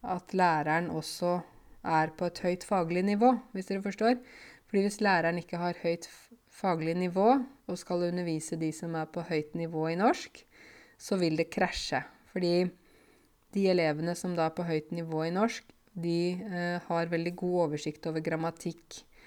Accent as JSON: {"language": "Norwegian", "country": "Norway", "tie": "born or raised there", "said": "jeg har vokst opp i Norge, gått på norsk barnehage, eh, norske foreldre"}